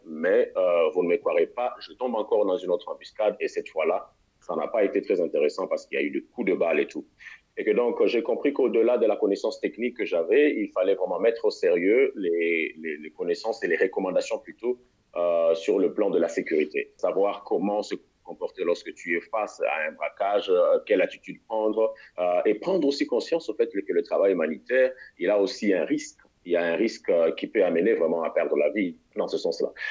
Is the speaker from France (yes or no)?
no; Kinshasa, DR Congo; moved away as an adult; also born or lived in Mali / Tanzania; je suis congolais de la République démocratique du Congo, c'est-à-dire Kinshasa